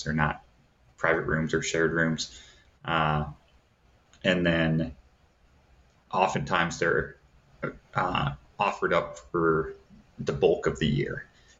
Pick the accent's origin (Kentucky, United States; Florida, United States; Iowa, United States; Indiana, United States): Iowa, United States; Davenport; So where I grew up in Davenport, Iowa, you can look on different sites.